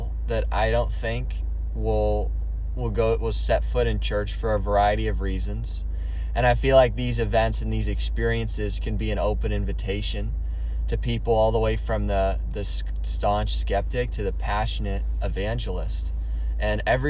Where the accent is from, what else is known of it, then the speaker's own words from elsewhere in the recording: Dublin, California, United States; I'm from Dublin, California